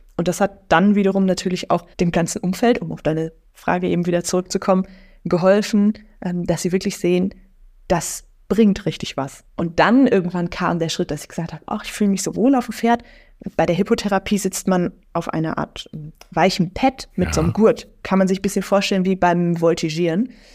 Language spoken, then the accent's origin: German; near Lippstadt, North Rhine-Westphalia, Germany; now in Münster, Germany; Also ich bin in einem Dorf groß geworden und dann bin ich da in der Stadt. Also ich komme aus der Nähe von Lippstadt